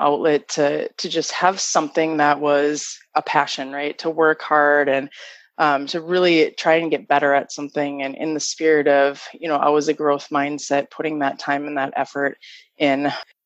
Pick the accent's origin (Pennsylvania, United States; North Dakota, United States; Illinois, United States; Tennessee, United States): North Dakota, United States; Fargo; I grew up in Fargo